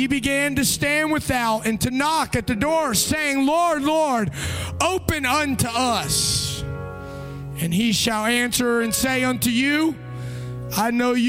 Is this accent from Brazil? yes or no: yes; Brazil; born there; I shared with you that I was born in Brazil.